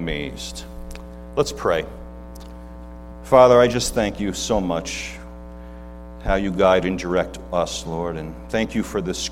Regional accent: Hudson Valley, New York, United States; I grew up in the Hudson Valley area, so we don't have an accent up there

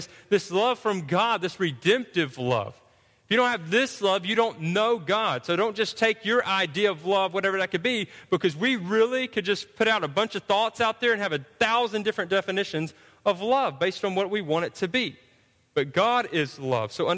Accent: Georgia, United States; we're from Georgia

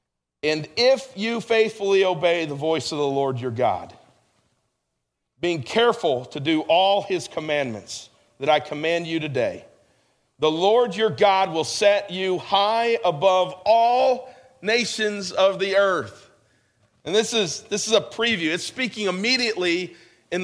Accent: New York, United States; this is where I grew up in New York.

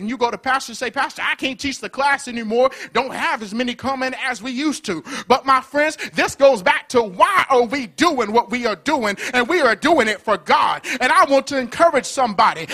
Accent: Birmingham, Alabama, United States; Born and raised in Birmingham, Alabama

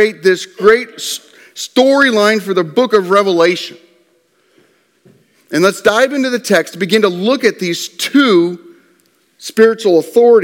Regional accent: Nebraska, United States; I'm from Nebraska.

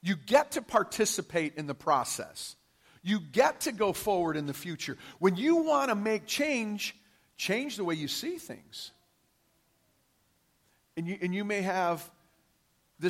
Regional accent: Detroit, Michigan, United States; I grew up in Detroit, Michigan, in an all-white community

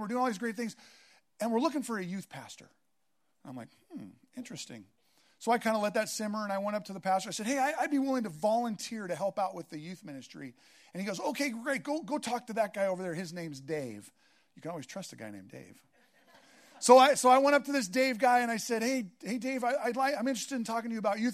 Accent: Seattle, Washington, United States; moved away; I grew up in Seattle

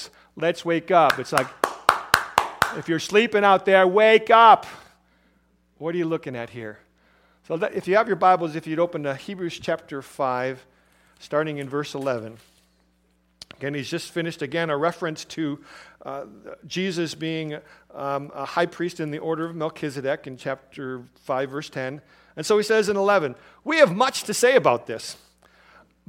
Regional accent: Chicago, Illinois, United States; moved away as an adult; also born or lived in Milwaukee, Wisconsin / Nebraska / southeast Arizona; Growing up in Chicago and being in other cities

